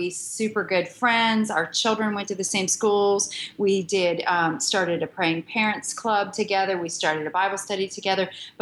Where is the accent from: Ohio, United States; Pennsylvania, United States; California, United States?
Pennsylvania, United States; Pittsburgh; moved away as an adult; now in Charlotte, United States; I'm a northerner from Pittsburgh, Pennsylvania.